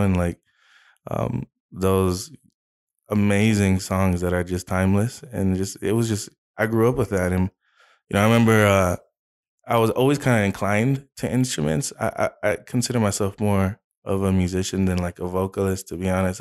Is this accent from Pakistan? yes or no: no; Arizona, United States; also born or lived in California; I was, I was born in California, uh, but then when I was about two and, two years old, uh, uh, my family, we moved to Arizona. So, I was raised here. So, I grew up in Arizona